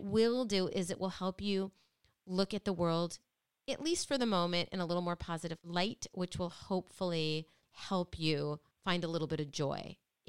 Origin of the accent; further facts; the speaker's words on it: Midwest, United States; now in Connecticut, United States; I grew up in the Midwest, and I love where I grew up.